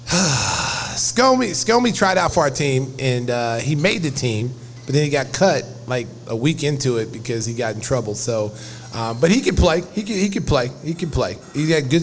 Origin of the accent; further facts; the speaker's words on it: Oklahoma, United States; moved away; Growing up in Oklahoma